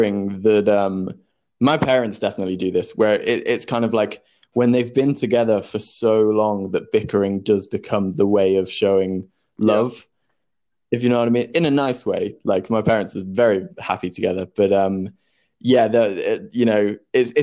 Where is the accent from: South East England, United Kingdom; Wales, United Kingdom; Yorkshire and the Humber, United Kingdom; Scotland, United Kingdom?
Yorkshire and the Humber, United Kingdom; moved away as an adult; now in London, United Kingdom; I grew up in Yorkshire, moved down to London to go to drama school